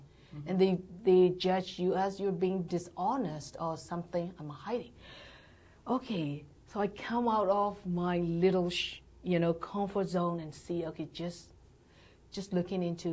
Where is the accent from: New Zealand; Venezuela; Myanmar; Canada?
Myanmar; born or raised there; English is a second language; moved away as an adult; now in United States